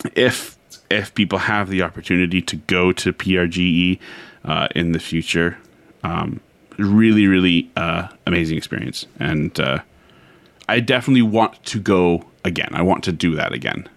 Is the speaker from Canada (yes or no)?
yes; Canada; I'm from Canada